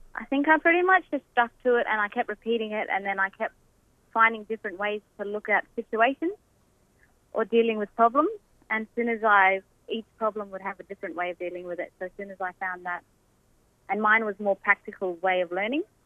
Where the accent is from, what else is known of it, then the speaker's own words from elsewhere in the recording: Derby, the Kimberley and Perth, WA, Western Australia, Australia; moved away as an adult; now in Queensland, Australia; I was born in Derby and pretty much raised up in the Kimberley and Perth as well